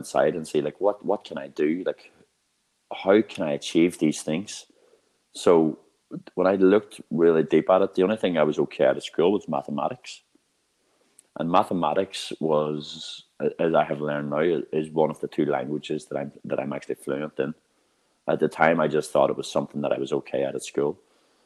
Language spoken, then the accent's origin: English; Northern Ireland, United Kingdom; I come from Northern Ireland. And I grew up in a town which is the unemployment black spot of Europe.